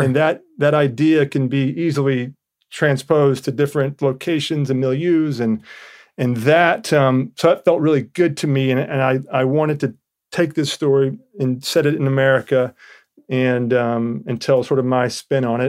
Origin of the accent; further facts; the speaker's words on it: Georgia, United States; I'm from Georgia